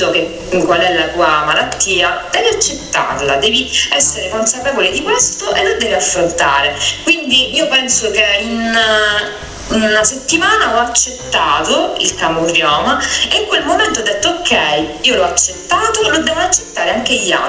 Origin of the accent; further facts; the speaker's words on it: Sicily, Italy; come hai detto tu, sono una siciliana, eh